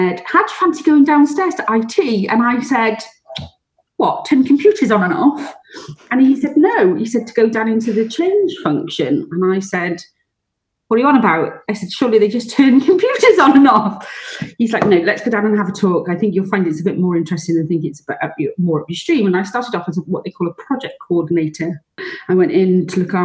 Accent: Welsh, Wales, United Kingdom; being Welsh

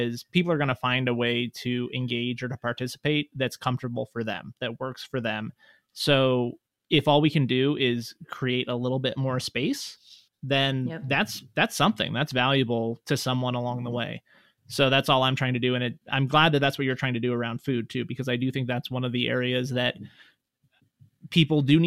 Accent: Reno, Nevada, United States; growing up here, I think like many people, I didn't like my hometown very much. And Reno also was a very different city

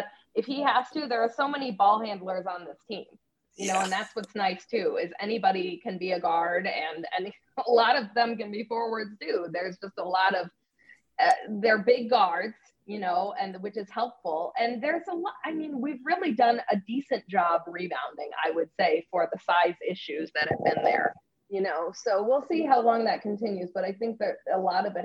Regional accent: Chicago, Illinois, United States; I'm from Chicagoland

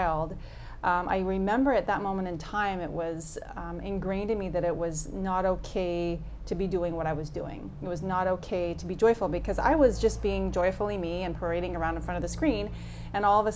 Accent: New York City, New York, United States; I grew up in Brooklyn, New York

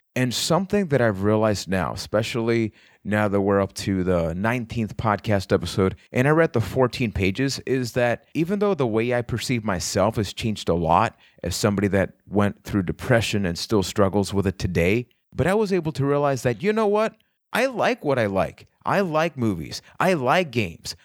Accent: Puerto Rico; I am from Puerto Rico

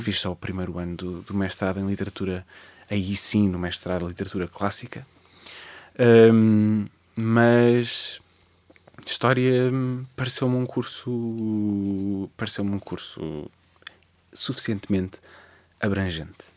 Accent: Cascais line, Lisbon, Portugal; born or raised there; also born or lived in Oeiras / Estoril / Parede

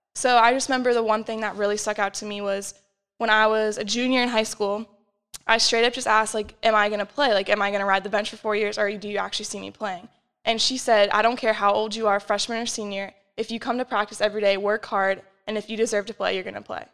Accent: Arlington, Virginia, United States; moved away as an adult; now in York, United States; I'm from Arlington, which is about two hours away, so pretty close.

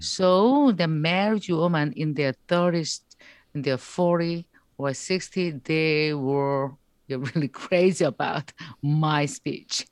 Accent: South Korea; English is a second language

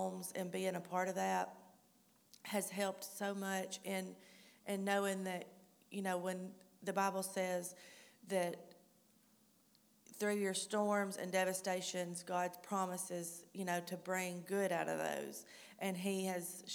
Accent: Northeast Alabama, United States; I'm also from Alabama, Northeast Alabama.

